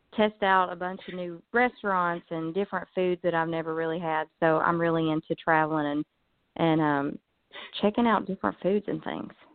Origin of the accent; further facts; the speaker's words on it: Pound, Virginia, United States; I'm from Virginia. It's a little town called Pound.